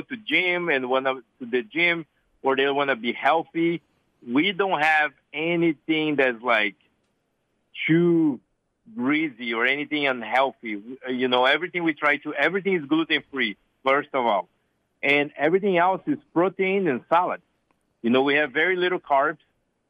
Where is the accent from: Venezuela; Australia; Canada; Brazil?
Brazil; South Brazil; English is a second language; moved away as an adult; also born or lived in Atlanta, Georgia, United States; now in Portland, United States; I'm from South Brazil. I'm a original Southern Brazilian. And so I grew up